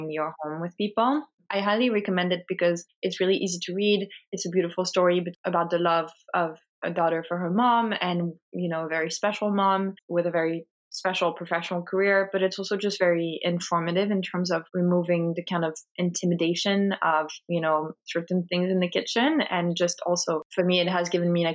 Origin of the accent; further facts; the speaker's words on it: France; now in Los Angeles, United States; I grew up in France. I live in Los Angeles, California